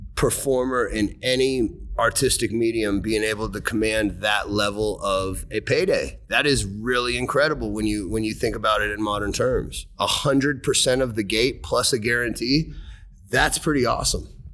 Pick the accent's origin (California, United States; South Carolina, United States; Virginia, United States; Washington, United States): Washington, United States; Seattle; I grew up in Seattle